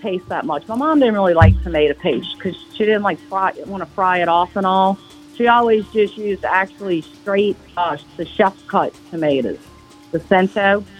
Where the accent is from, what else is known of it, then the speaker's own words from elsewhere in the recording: New Orleans, Louisiana, United States; we're from New Orleans